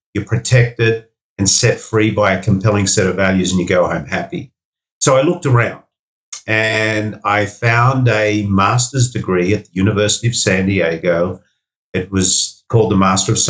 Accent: Sydney, New South Wales, Australia; Five Dock was a suburb that I grew up in Sydney

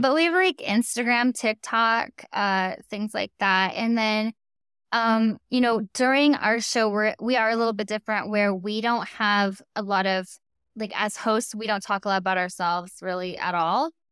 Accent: Storm Lake, Iowa, United States; now in Los Angeles, United States; I grew up in Storm Lake, Iowa.

